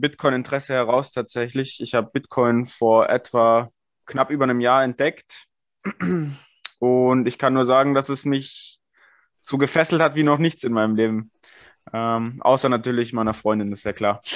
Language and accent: German; Bavaria, Germany; gebürtiger Bayer